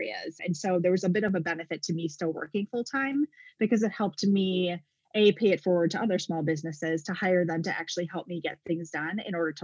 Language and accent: English; Wisconsin, United States; moved away as an adult; now in Arizona, United States; I was born and raised in Wisconsin